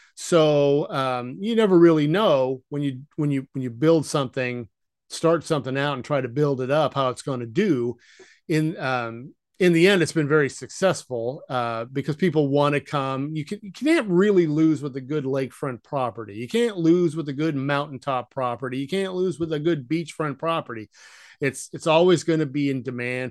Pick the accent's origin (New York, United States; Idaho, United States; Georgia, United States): Idaho, United States; moved away; also born or lived in Ohio / Western Washington; We moved to Idaho when I was, uh, probably seven or eight, and I grew up there, essentially, between the town of Pocatello and, uh, uh, Coeur d'Alene.